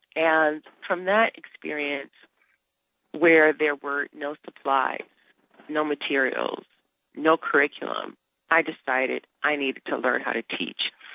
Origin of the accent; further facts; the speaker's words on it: Detroit, Michigan, United States; I grew up in Detroit, and our parents made sure we went to the best institutions, the best schools in Detroit